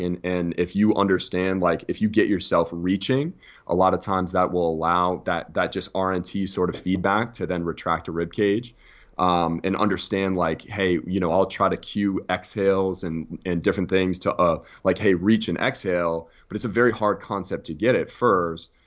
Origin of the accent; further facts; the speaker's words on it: United States; as American S and C coaches